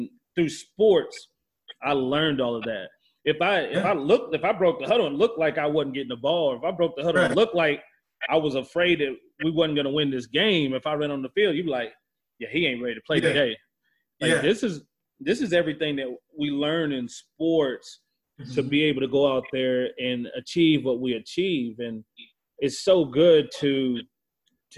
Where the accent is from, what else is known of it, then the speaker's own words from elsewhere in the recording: Texas, United States; growing up in Texas, you know, mm-hmm. it was one of those things where you had to play football.